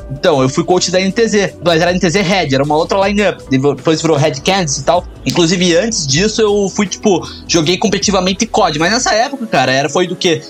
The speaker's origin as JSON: {"language": "Portuguese", "town": "Curitiba", "region": "Paraná", "country": "Brazil", "moved": "as an adult", "lives_now": "Canada", "said": "Nós somos curitibanos"}